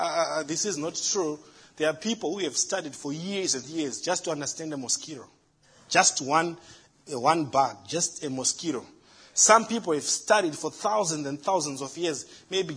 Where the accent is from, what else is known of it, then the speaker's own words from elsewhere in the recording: Zimbabwe; now in United States; In Africa, in my home country, Zimbabwe